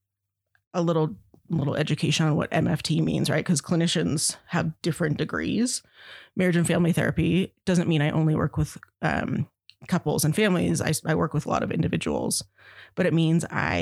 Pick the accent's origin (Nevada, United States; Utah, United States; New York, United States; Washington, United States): Nevada, United States; Verdi; I grew up in Verdi, and my dad was fire for 40 years